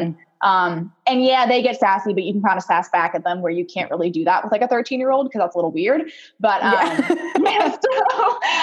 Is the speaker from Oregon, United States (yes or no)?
yes; Portland, Oregon, United States; also born or lived in Puyallup, Washington / Banks, Oregon; I was born in Puyallup, Washington, which is just south of Seattle, but I spent from 3 to 18 in Portland, Oregon